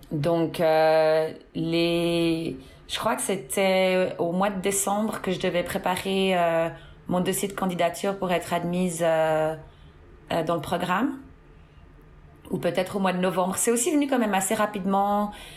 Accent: Fribourg, Switzerland; moved away as an adult; also born or lived in Seattle, United States; now in Orange County, United States; Je viens euh, de Suisse, du canton de Fribourg.

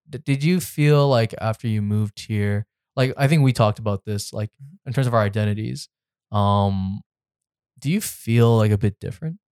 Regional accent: Richmond Hill, Ontario, Canada; now in Toronto, Canada; I grew up in Richmond Hill, so I grew up in a bubble

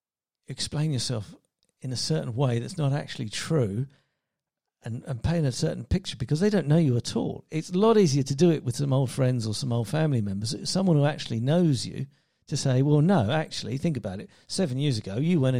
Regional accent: England, United Kingdom; moved away; also born or lived in Spain; As an Englishman

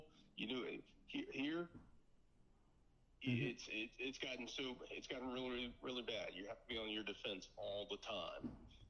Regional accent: Miami, Florida, United States; now in Lancaster, United States; growing up in Miami, Florida.

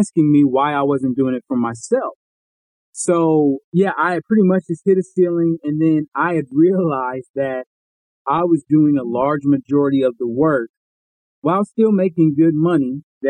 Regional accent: Columbus, Ohio, United States; now in Dallas, United States; I live in the Dallas, Texas area. I'm from Columbus, Ohio, originally

